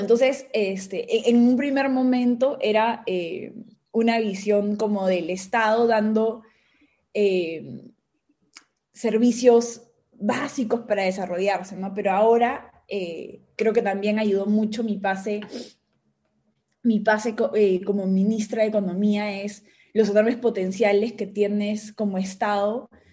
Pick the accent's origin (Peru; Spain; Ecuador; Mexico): Peru; soy una peruana